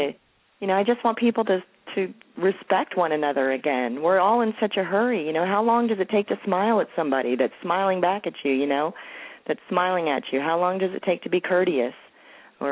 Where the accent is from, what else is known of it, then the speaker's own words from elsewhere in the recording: Hialeah, Florida, United States; also born or lived in New York; now in Marietta, United States; In Miami, actually a town called Hialeah, not far from Miami